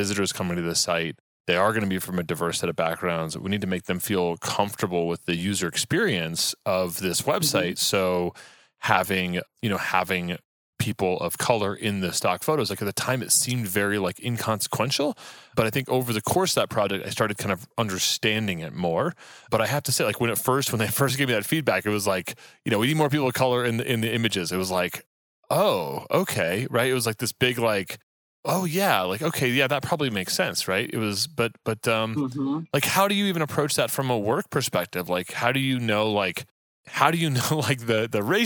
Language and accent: English; Texas, United States; I grew up in Texas